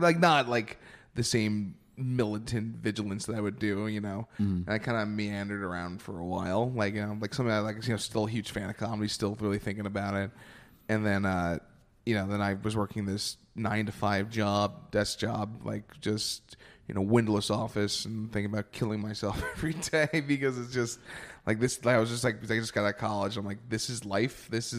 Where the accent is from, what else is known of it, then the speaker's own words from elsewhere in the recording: New York, United States; I'm a New Yorker.